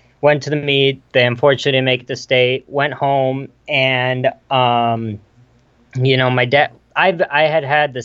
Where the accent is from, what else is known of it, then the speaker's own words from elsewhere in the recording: Geneva, Illinois, United States; I'm from Geneva, Illinois. It's about an hour west of Chicago.